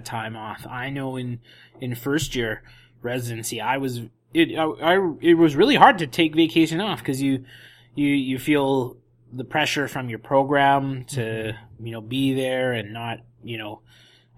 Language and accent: English; Edmonton, Alberta, Canada; now in Vancouver, Canada; my hometown of Edmonton, visit the family